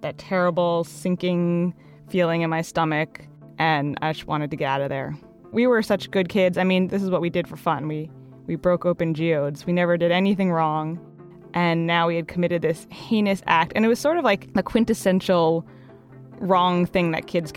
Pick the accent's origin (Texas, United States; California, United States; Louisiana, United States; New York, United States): New York, United States; Hastings-on-Hudson; moved away; originally I'm from Hastings-on-Hudson, New York